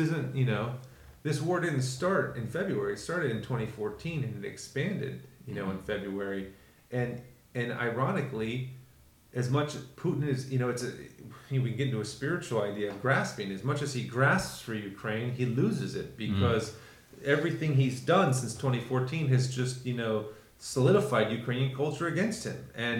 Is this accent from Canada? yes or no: yes; Canada; being of Canadian, you know, nationality and going to Canada myself and studying at seminary with you in Canada